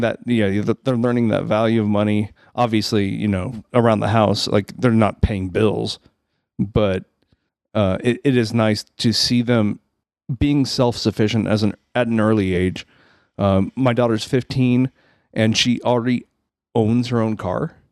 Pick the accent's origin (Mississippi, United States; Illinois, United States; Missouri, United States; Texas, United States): Missouri, United States; Rolla; now in Springfield, United States; I grew up in Rolla